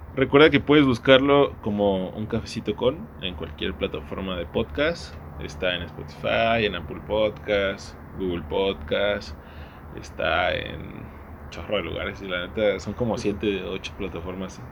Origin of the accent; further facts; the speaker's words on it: Mexico; como mexicanos conocemos